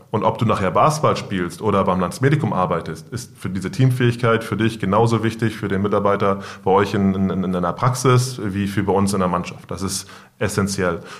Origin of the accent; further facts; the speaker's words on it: Hamburg, Germany; Ich komme aus Wilhelmsburg, ich bin dort aufgewachsen und deswegen glaube ich, habe ich so ein gewisses Verständnis für den Stadtteil